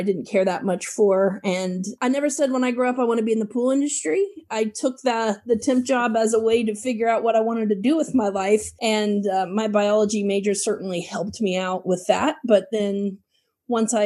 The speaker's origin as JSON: {"language": "English", "region": "Illinois", "country": "United States", "tie": "born or raised there", "moved": "as an adult", "lives_now": "Atlanta, United States", "said": "I've been in Atlanta for a little over 20 years, but I actually grew up in Illinois. I'm a small town farm kid"}